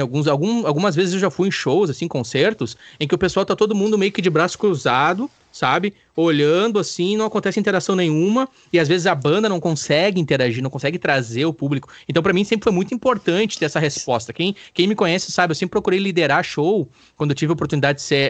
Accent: Brazil; eu como brasileiro

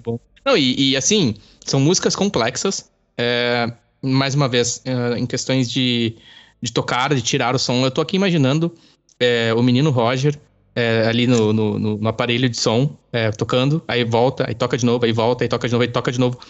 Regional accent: Campo Bom, Rio Grande do Sul, Brazil; also born or lived in Araricá; Eu sou nascido em Campo Bom e aí moro em Araricá por oito anos

